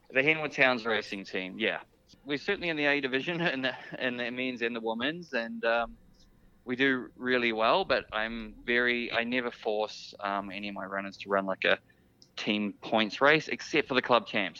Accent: New Zealand; being a New Zealander.

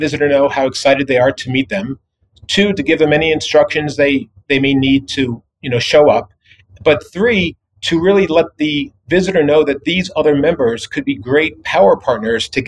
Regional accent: New York, United States; moved away; I grew up back east in New York

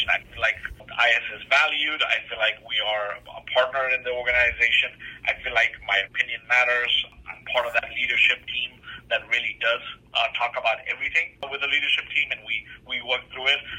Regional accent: Botswana; moved away; also born or lived in East Africa / United Kingdom / Australia / Malaysia; I grew up in Southern Africa. You know, I, I was born in East Africa, grew up in Southern Africa, in Botswana. I, went to college in, you know, through Middlesex University in the UK. I've, you know, lived in Australia, Malaysia, Singapore

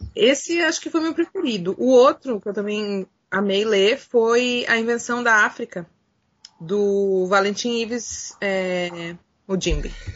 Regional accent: Brazil; nós, como brasileiros e latino-americanos

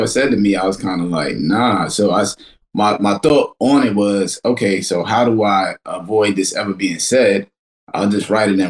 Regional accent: New York City, New York, United States; I'm from Kensington, which is like one street over from where Flatbush begins.

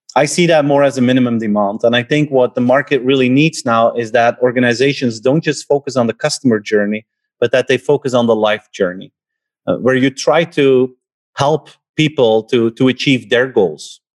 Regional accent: Belgium; I'm from Belgium

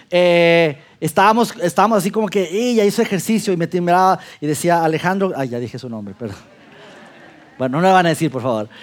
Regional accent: Durango, Mexico; moved away as an adult; also born or lived in Mexico City; now in Saltillo, Mexico; a los 25 años yo salgo de mi ciudad natal Durango a vivir por trabajo a la Ciudad de México

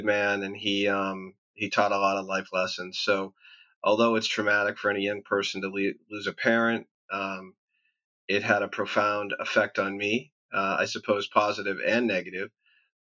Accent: Boston, Massachusetts, United States; born and raised in Boston. So how was life growing up there? It was great. It was, I grew up in a blue-collar part of town

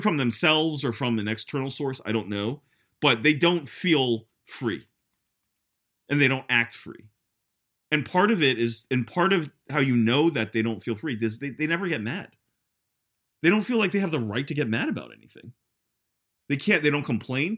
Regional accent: United States; as an American

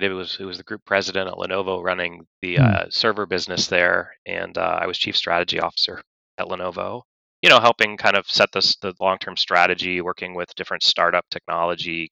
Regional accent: Atlanta, Georgia, United States; moved away as an adult; also born or lived in California; I grew up in Atlanta, Georgia

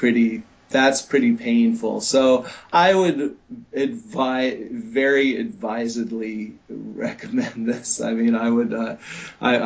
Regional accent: Bay Area, California, United States; I grew up in the Bay Area

